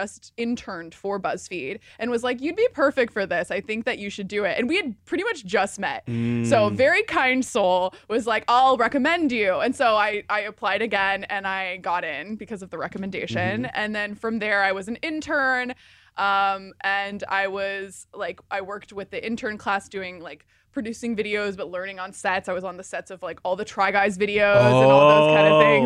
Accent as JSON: {"language": "English", "region": "Midwest", "country": "United States", "tie": "born or raised there", "also_born_or_lived": "Indianapolis, Indiana / St. Louis, Missouri", "moved": "as an adult", "lives_now": "Los Angeles, United States", "said": "I grew up in the Midwest. Okay. I'm a Midwestern girl, born and raised."}